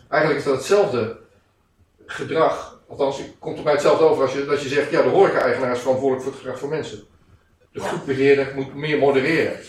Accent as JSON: {"language": "Dutch", "town": "Almere", "region": "Flevoland", "country": "Netherlands", "said": "Ik kom uit Almere"}